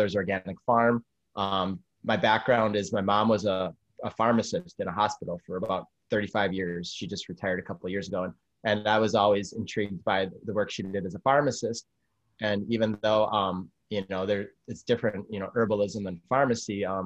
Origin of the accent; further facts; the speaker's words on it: Madison, Wisconsin, United States; I'm originally from Wisconsin, from Madison, Wisconsin, the capital